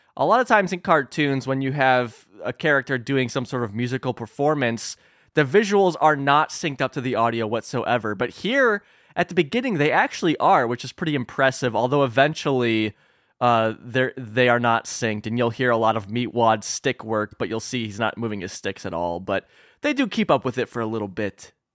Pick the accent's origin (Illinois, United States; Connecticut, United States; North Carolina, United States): Illinois, United States; my home state of Illinois